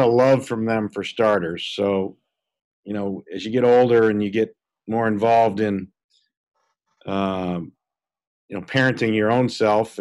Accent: Peoria, Illinois, United States; I was born and raised in Peoria, Illinois

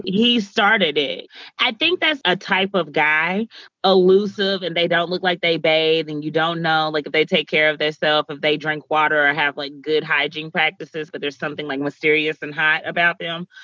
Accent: Kentucky, United States; accent: slightly country; I'm from Kentucky and I'm slightly country, especially when I speak really fast.

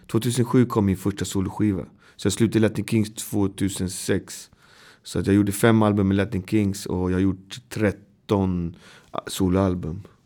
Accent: Botkyrka, Stockholm County, Sweden; Jag är uppväxt i Botkyrka som är två mil härifrån

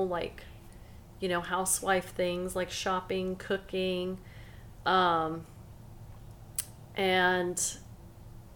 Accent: Silsbee, Texas, United States; also born or lived in Angleton, Texas; when I was little, we moved from Angleton, Texas to Silsbee, Texas. I was actually 3 years old

